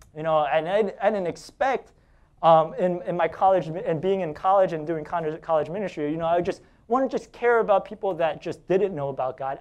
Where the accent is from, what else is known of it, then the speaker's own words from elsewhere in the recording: New York City, New York, United States; I'm from Staten Island.